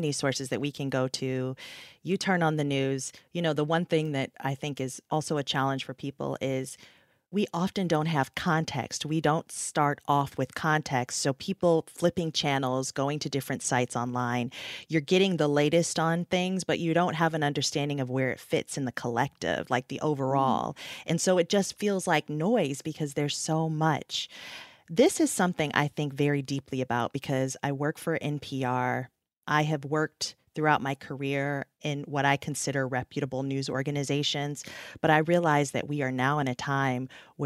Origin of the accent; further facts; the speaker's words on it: United States; I'm an American